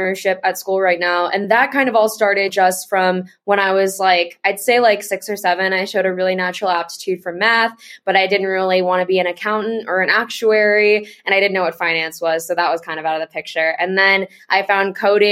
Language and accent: English; California, United States; moved away as an adult; I grew up in California